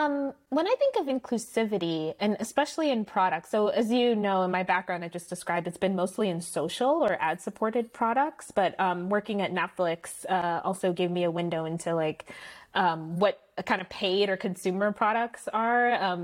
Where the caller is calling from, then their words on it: Palo Alto, California, United States; And I am calling in from Palo Alto.